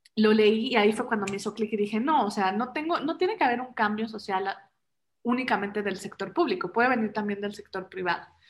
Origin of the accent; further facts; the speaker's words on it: Mexico City, Mexico; also born or lived in Germany; Yo soy mexicana, chilanga. Luego dicen que tengo un acento raro